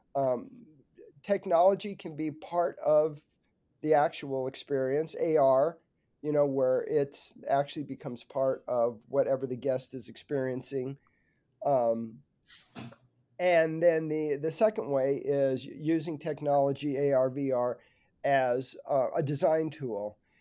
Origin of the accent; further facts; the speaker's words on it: Burbank, California, United States; grew up in Burbank, California, not so far from the Disney Studios